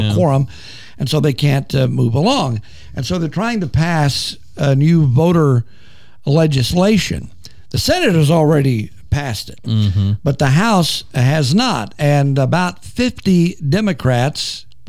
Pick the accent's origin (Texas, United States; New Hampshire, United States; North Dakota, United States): Texas, United States; Wichita Falls; I'm a native Texan, by the way. I was born in Wichita Falls.